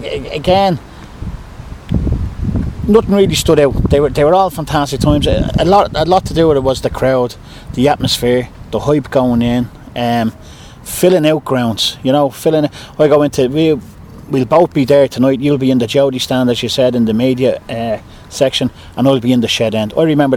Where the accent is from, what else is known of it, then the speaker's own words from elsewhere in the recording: Dublin, Leinster, Ireland; Growing up in Crumlin